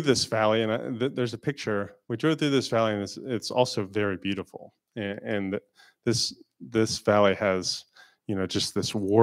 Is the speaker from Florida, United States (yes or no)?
yes; Florida, United States; I'm not really from a place with seasons. I'm from Florida.